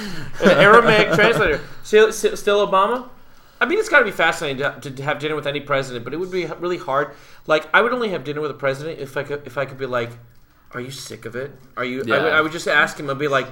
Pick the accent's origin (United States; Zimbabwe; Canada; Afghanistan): United States; New Jersey; growing up in New Jersey, I was right there in New York. It was right next to me